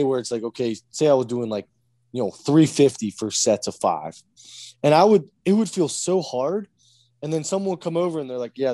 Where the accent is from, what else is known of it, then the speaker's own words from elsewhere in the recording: United States; I'm American.